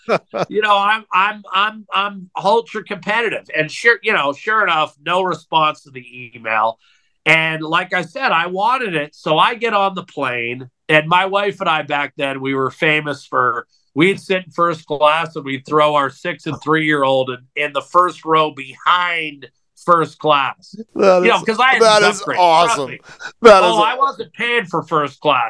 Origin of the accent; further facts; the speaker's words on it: Meadville, Pennsylvania, United States; moved away as an adult; also born or lived in Colorado / Alaska; now in Edmonton, Canada; 3 years in my hometown, Pennsylvania, making minimum wage